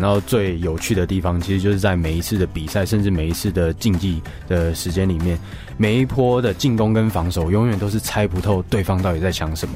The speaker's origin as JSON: {"language": "Chinese", "country": "Taiwan", "said": "我说：“我当然会啊，我是台湾人。"}